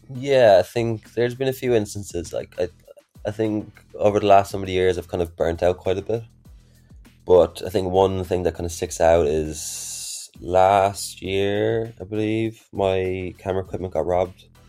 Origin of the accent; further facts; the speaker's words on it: Ireland; I'm from Ireland myself.